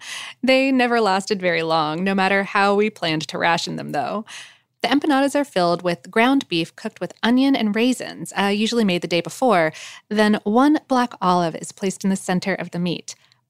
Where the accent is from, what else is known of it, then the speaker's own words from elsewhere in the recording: Ohio, United States; basically everyone where I grew up in Western Ohio has the same heritage.